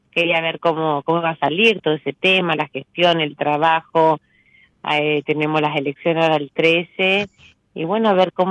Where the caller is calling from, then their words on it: Santa Cruz, Argentina; soy la que estaba acá en el sur, en Santa Cruz, que siempre hablamos.